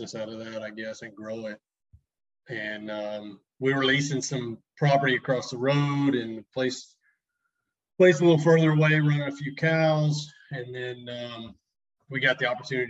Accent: Millsap, Texas, United States; I grew up in Millsap, Texas. Basically spent my whole childhood there.

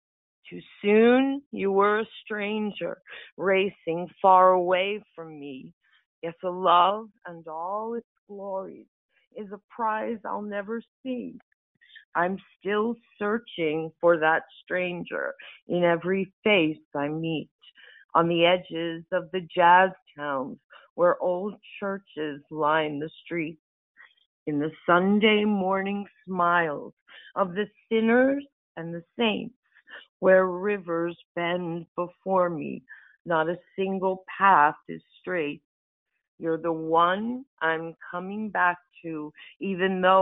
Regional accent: Delaware, United States; I'm from the United States, from Delaware.

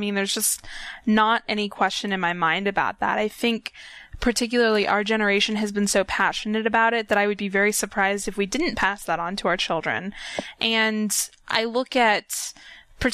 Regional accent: Orlando, Florida, United States; born there; I mean, I was born in Orlando, so, like, I've been going to Universal Studios since before I can even remember.

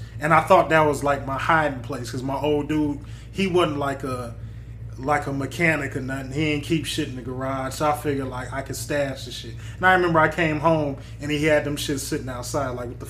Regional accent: Detroit, Michigan, United States; I grew up on Puritan and War, where basically the same place I live at now.

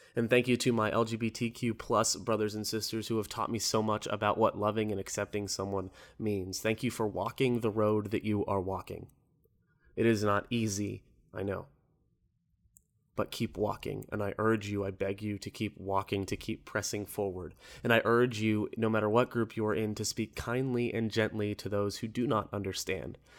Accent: Orlando, Florida, United States; I'm from Orlando

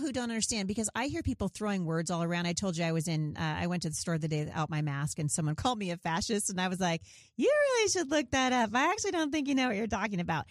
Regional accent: Portland, Oregon, United States; I grew up in Portland

